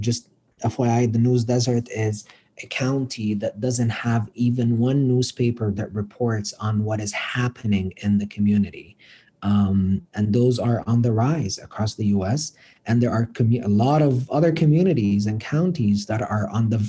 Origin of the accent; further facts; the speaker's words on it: Cairo, Cairo Governorate, Egypt; moved away as an adult; also born or lived in Colorado, United States; now in United States; being from Egypt, and I'm from Cairo, so this is the capital